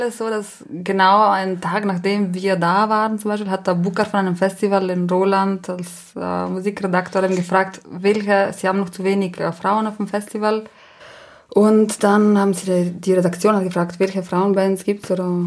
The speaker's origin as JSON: {"language": "German", "region": "Trentino-Alto Adige", "country": "Italy", "first_language": "Ladin", "second_language": "German", "said": "Genau, das ist eine, meine Muttersprache."}